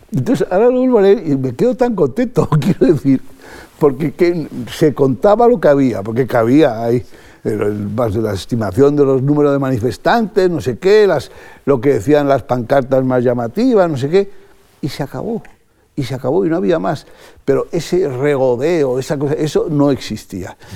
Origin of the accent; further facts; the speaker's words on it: Spain; also born or lived in London / Brussels; como español